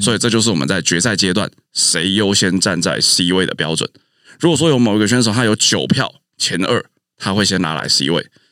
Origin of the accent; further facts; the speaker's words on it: Taichung, Taiwan; moved away as an adult; also born or lived in Taipei; 暑假的时候回到台中